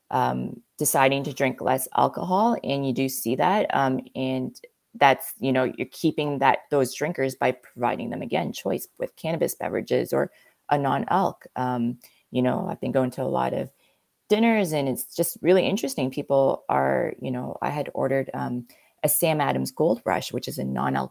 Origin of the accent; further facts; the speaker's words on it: Canada; you're asking a Canadian